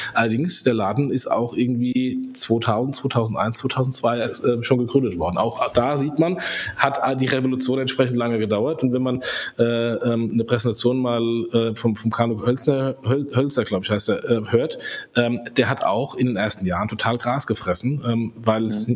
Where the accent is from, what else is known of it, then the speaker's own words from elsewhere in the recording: Germany; ich als Deutscher